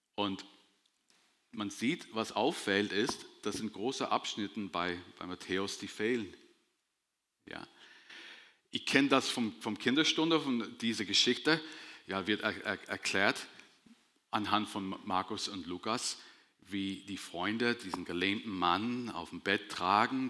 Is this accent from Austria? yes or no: no; Northern Ireland, United Kingdom; moved away as an adult; now in Germany; ich komme aus Nordirland. Ich bin mit 19 Jahren in der Gegend hier hingezogen